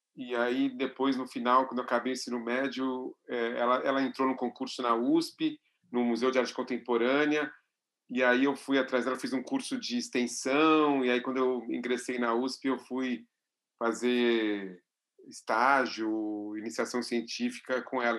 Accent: São Paulo, Brazil; como vivo e nasci em São Paulo, sempre vivi aqui

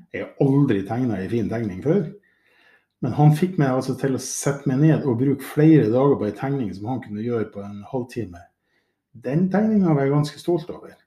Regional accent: Mo i Rana, Nordland, Norway; jeg jo født og oppvokst i Mo i Rana

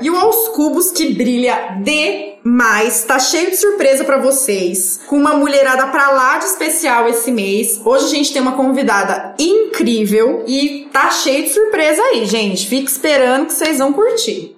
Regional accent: São Paulo, Brazil; a gente é de São Paulo

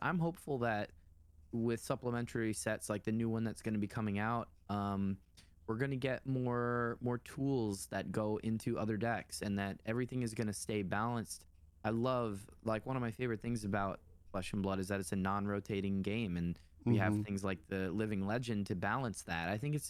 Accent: New York, United States; we're both tri-state area boys. You know, I'm a New Yorker. I was born here.

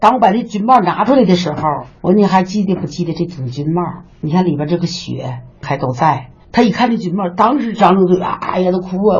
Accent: Tangshan, Hebei, China; 而且呢，我们唐山人呢，和比方说我吧，嗯，我也从地震中的这个阴影走出来，我现在的生活很好，很幸福。

